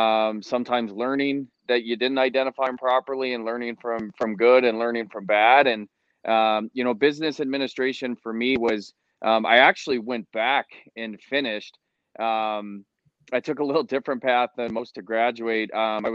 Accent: Rochester, Michigan, United States; I'm from Rochester, Michigan, and I think I had a pretty standard upbringing as far as a hockey player here in Michigan. Grew up in the AAA programs

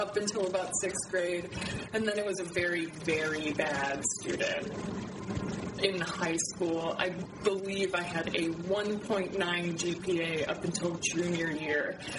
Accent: Bloomington, Illinois, United States; now in Chicago, United States; I was born in Bloomington, Normal, Illinois.

